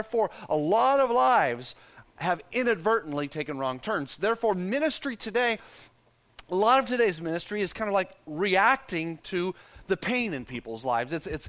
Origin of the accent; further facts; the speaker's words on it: Texas, United States; because I'm a Texan